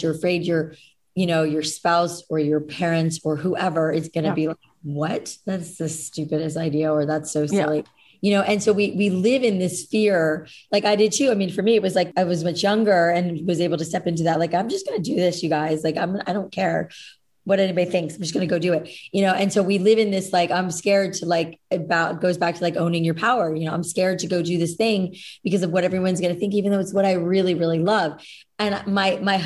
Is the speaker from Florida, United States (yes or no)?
yes; Boca Raton, Florida, United States; I grew up in Boca, the opposite of the Midwest